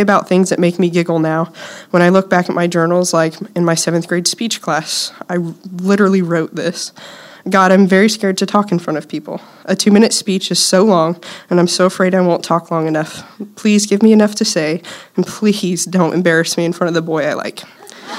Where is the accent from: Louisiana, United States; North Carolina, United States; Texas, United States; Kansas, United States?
Kansas, United States; Silver Lake; also born or lived in Topeka, Kansas; I was born here in Topeka, and I grew up in Silver Lake, which is about 8 miles or so from TBC.